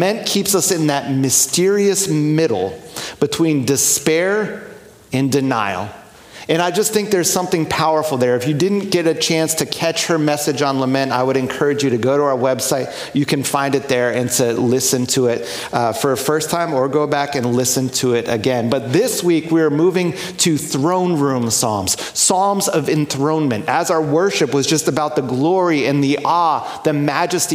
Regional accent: New York, United States; moved away; I grew up near New York City and went to college there as well.

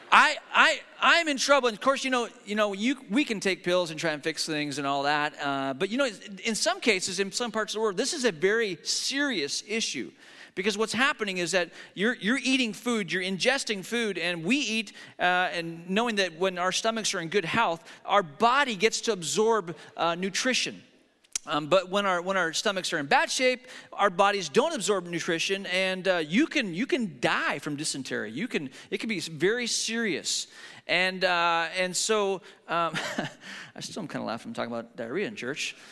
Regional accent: the Northwest, Pacific Northwest, United States; we're from the Northwest

